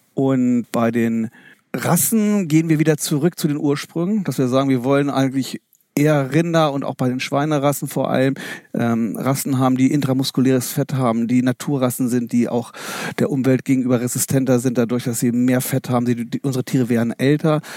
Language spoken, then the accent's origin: German; Osterode am Harz district, Lower Saxony, Germany; moved away; ich bin, bin aufgewachsen im Landkreis Osterode Harz, am Harz und komme somit auch aus einer Fleischerfamilie